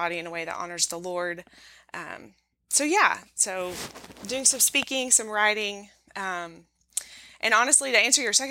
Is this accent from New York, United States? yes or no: no; Knoxville, Tennessee, United States; I am back in my hometown of Knoxville, Tennessee